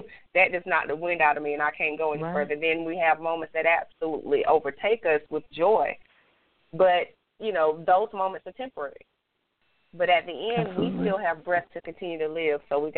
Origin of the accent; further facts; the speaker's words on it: Greenville, South Carolina, United States; So I'm actually going to be hosting a few Life Speaks forums in my hometown of Greenville, South Carolina.